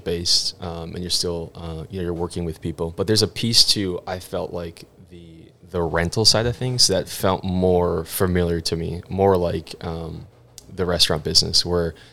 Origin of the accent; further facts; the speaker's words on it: Pequot Lakes, Minnesota, United States; also born or lived in Wisconsin; I'm from Pequot. We lived here for a while. Moved from the great state of Wisconsin